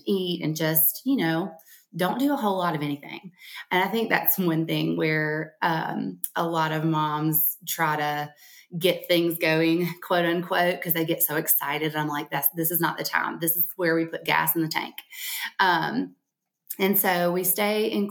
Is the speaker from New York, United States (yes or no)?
no; Alabama, United States; accent: Alabama; Around here in Alabama, in case you can't tell from my accent